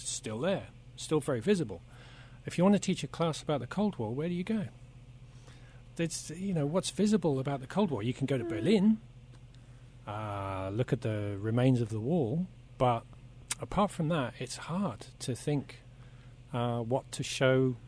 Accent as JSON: {"language": "English", "area": "Oxfordshire", "region": "South East England", "country": "United Kingdom", "moved": "as an adult", "lives_now": "Netherlands", "said": "I'm originally from Oxford, or better said, the Oxfordshire countryside"}